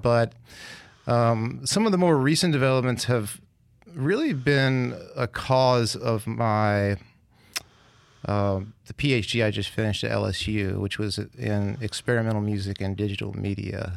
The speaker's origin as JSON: {"language": "English", "town": "Clarksdale", "region": "Mississippi", "country": "United States", "tie": "born or raised there", "also_born_or_lived": "Opelousas, Louisiana / New Orleans, Louisiana / Jackson, Mississippi", "moved": "yes", "lives_now": "Hattiesburg, United States", "said": "I'm from Mississippi originally, from Clarksdale. But I really went to high school in Opelousas, Louisiana"}